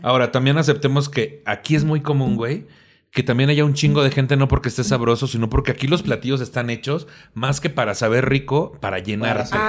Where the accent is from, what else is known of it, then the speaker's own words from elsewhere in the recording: Tampico, Tamaulipas, Mexico; also born or lived in Cuernavaca / Cancún; now in Mexico City, Mexico; Yo nací en Tampico, me fui a Cuernavaca y luego me fui a vivir a Cancún un tiempo.